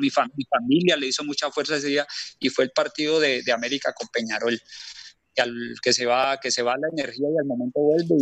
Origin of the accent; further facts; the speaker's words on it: Cali, Valle del Cauca, Colombia; en mi casa la mayoría somos caleños